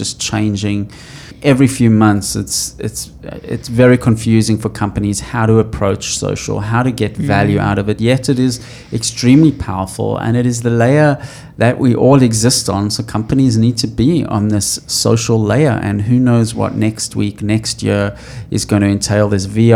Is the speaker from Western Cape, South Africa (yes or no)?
no; Johannesburg, Gauteng, South Africa; I come from Johannesburg, a gold mining town